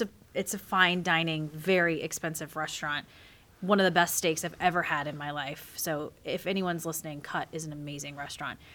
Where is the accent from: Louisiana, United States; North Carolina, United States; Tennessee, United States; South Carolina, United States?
South Carolina, United States; I'm that redneck from South Carolina